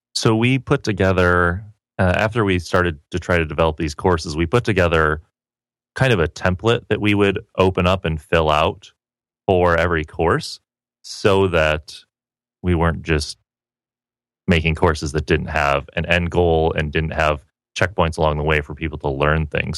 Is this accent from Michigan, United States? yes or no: yes; Petoskey, Michigan, United States; moved away as an adult; also born or lived in Seattle, Washington; now in San Diego, United States; Originally, I grew up in northern Michigan, small okay. town called Petoskey